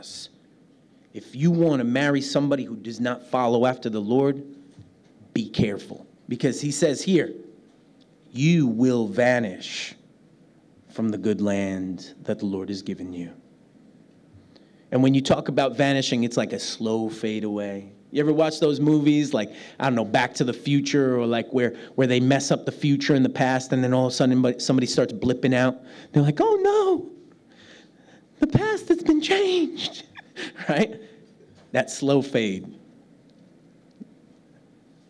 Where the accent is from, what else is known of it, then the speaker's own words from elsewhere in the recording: New York City, New York, United States; moved away; I'm a New York City kid from the United States